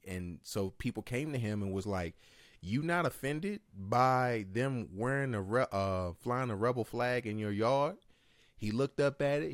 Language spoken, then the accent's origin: English; Martinsville, Virginia, United States; we're from Martinsville.